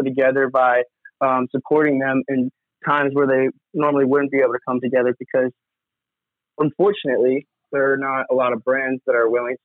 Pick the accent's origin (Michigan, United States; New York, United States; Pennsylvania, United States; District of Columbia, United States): New York, United States; Montauk; I grew up around Montauk skateboarding, skating at the Montauk skate park